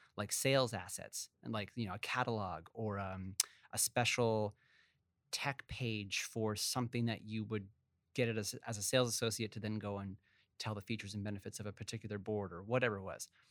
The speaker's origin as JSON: {"language": "English", "town": "Vancouver", "region": "British Columbia", "country": "Canada", "tie": "born or raised there", "also_born_or_lived": "Montreal", "said": "my sister and I grew up, uh, in Vancouver. Uh, I was born originally in Montreal"}